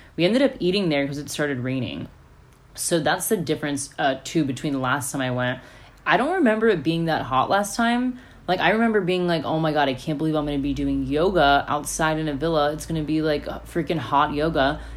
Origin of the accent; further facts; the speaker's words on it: United States; what I grew up in in America.